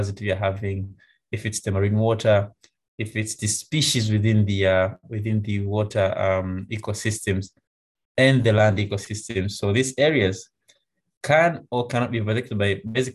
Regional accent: Tanzania; I'm from Tanzania

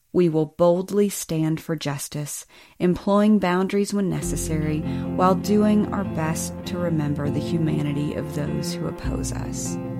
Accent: Birmingham, Alabama, United States; also born or lived in East Tennessee; I grew up in Birmingham, Alabama, and East Tennessee

